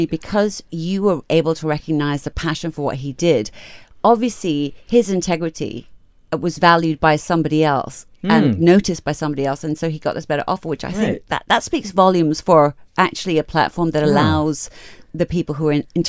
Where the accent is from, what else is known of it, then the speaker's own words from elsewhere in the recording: Malaysia; These are the kind of stories that actually I love about being Malaysian and being here in Malaysia.